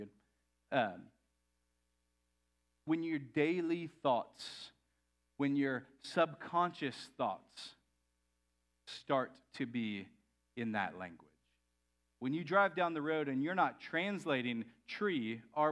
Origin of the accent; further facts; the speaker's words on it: Texas, United States; I grew up in Texas.